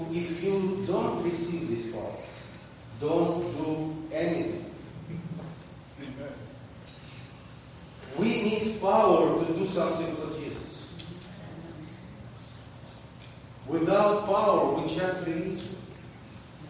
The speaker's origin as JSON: {"language": "English", "country": "Ukraine", "moved": "yes", "lives_now": "Russia", "said": "I'm from Ukraine."}